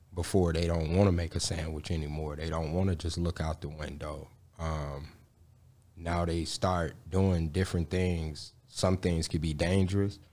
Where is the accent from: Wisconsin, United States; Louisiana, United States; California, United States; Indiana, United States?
Indiana, United States; Gary; I was born and raised in Gary, Indiana.